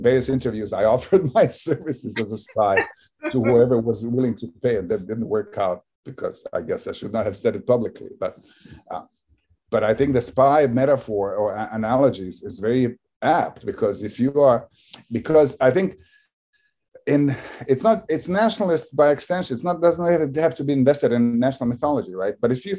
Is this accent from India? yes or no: no; Bosnia & Herzegovina; So that I'm American English, but in Bosnian, I'm Bosnian. And I contain both simultaneously in my head.